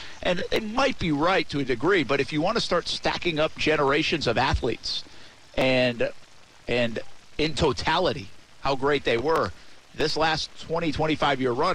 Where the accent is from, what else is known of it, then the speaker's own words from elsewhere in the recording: New England, United States; growing up in New England